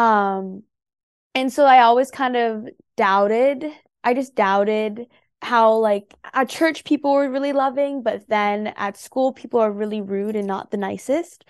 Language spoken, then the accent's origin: English; San Jose, California, United States; I grew up in the Bay Area, and so that is San Jose, California.